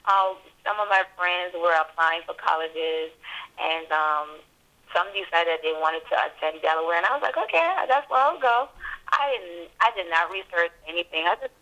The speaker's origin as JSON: {"language": "English", "country": "U.S. Virgin Islands", "tie": "born or raised there", "said": "And I grew up in the Virgin Islands from kindergarten to 12th grade."}